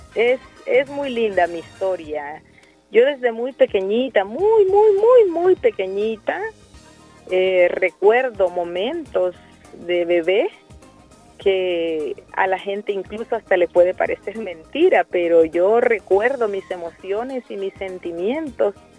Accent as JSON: {"language": "Spanish", "country": "El Salvador", "said": "cada salvadoreña y cada salvadoreño somos responsables de tener un país en mejores condiciones"}